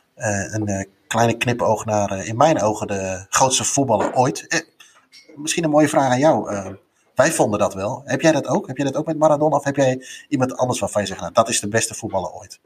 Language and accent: Dutch; Netherlands; wij als Nederlanders